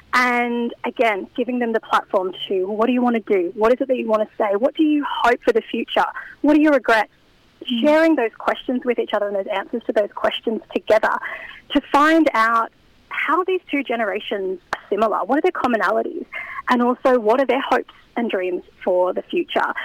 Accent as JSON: {"language": "English", "town": "Newcastle", "region": "New South Wales", "country": "Australia", "tie": "born or raised there", "also_born_or_lived": "Bathurst / Sydney", "said": "I moved back to Newcastle, my hometown"}